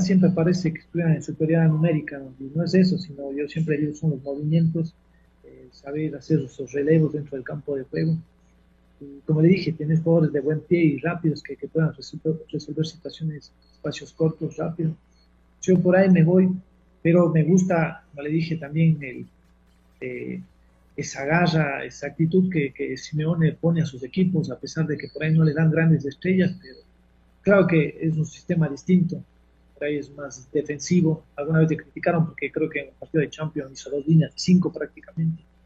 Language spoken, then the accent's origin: Spanish; Cuenca, Azuay, Ecuador; nosotros somos de Cuenca